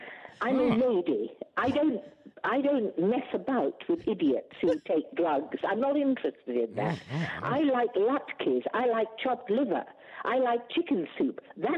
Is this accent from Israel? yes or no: no; England, United Kingdom; now in Australia; I'm an educated pommy snob, a whinging pom. I'm also an Australian, very proudly an Australian, given to me by that wonderful lady, Julia Gillard, as I stood on Lakeside on Australia Day in Canberra.